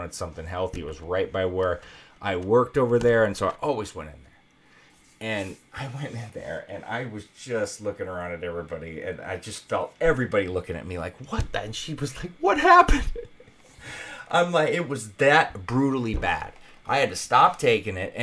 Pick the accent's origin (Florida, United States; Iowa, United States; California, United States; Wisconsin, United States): Iowa, United States; now in Las Vegas, United States; I'm from Iowa originally and used to the winter brutality